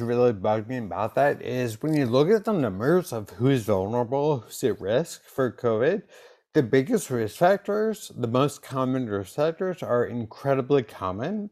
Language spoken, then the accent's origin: English; East Coast, United States; I grew up on the East Coast